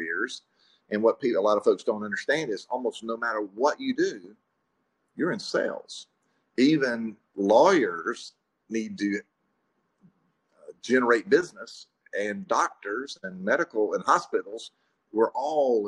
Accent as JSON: {"language": "English", "town": "Pascagoula", "region": "Mississippi", "country": "United States", "tie": "born or raised there", "also_born_or_lived": "Jackson, Mississippi", "moved": "as an adult", "lives_now": "Madison, United States", "said": "I started out in life in Pascagoula. That's where I graduated from high school"}